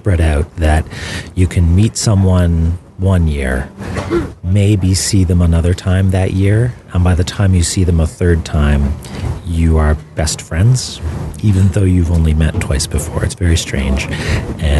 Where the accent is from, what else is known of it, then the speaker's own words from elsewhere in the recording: Halifax, Nova Scotia, Canada; I'm from Halifax in Nova Scotia in Canada